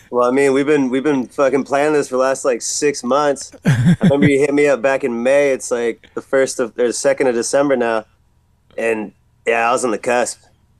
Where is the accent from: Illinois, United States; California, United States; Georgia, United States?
California, United States; San Diego; also born or lived in Tokyo, Japan; I grew up in San Diego.